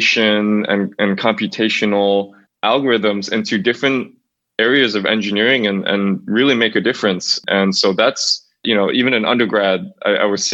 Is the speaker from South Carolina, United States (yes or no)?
no; near Niagara Falls outside of Buffalo, New York, United States; I grew up near Niagara Falls outside of Buffalo, New York